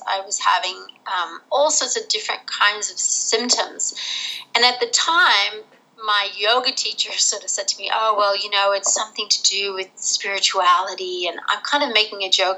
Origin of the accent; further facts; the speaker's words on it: Rochester, New York, United States; moved away as an adult; also born or lived in Netherlands; now in Australia; I'm actually American, but I was born in Holland and I grew up in Rochester, New York. And then I moved to Australia when I was 18.